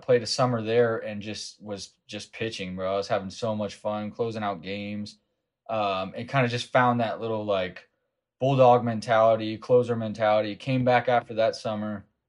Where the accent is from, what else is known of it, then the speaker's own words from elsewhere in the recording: Las Vegas, Nevada, United States; I grew up in Las Vegas, Nevada